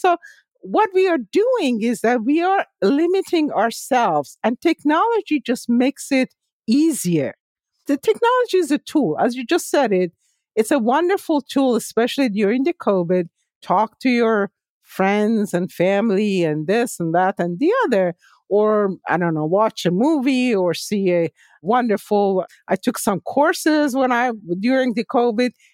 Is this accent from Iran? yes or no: yes; Tehran, Tehran Province, Iran; moved away as an adult; now in United States; I was born and raised in Tehran